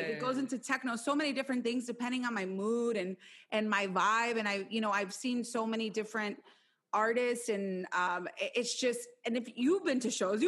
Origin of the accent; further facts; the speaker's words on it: Chicago, Illinois, United States; the moment you tell people that you're from Chicago, they automatically give you the respect that you deserve as a Chicagoan, because they know that that's where house music began. So it's just really special to me. And I feel like I grew up on house, you know.